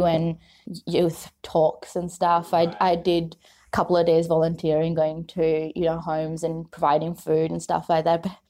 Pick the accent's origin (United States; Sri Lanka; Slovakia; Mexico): Sri Lanka; now in Australia; I grew up in Sri Lanka for most of my life